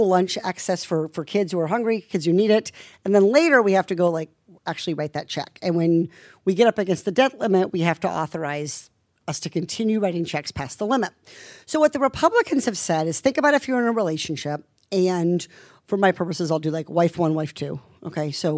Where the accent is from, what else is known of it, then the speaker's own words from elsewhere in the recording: Iowa, United States; I'm from Iowa